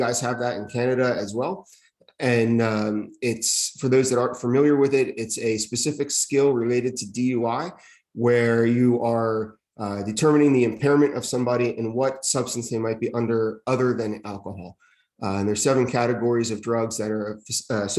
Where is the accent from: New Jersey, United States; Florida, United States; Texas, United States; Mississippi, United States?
New Jersey, United States; East Windsor; I got hired in my hometown in East Windsor